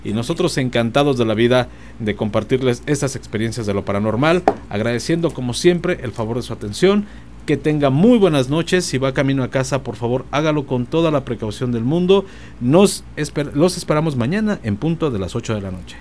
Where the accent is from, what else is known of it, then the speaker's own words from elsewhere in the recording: Mexico City, Mexico; soy capitalino, mm. chilango